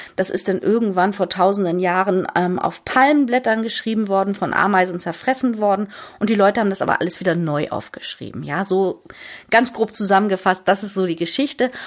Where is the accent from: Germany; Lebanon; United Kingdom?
Germany; Hamburg; moved away as an adult; Ich bin Hamburgerin